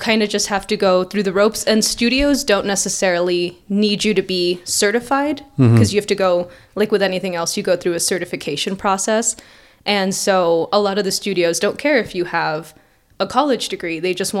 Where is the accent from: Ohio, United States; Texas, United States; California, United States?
Texas, United States; El Paso; I am from El Paso, Texas.